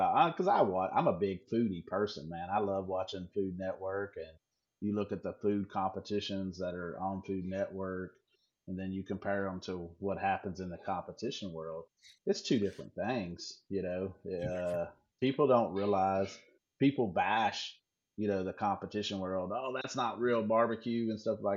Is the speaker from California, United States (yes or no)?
no; North Carolina, United States; moved away as an adult; also born or lived in Virginia / Pontotoc, Mississippi; now in West Coast, United States; me growing up in North Carolina and Virginia, and actually Mississippi. Actually, I lived in Mississippi when I was a kid, 8, 9, 10 years